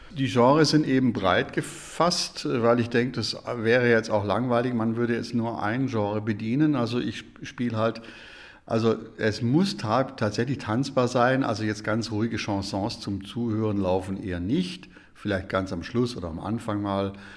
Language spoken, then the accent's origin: German; Germany; ich bin Deutscher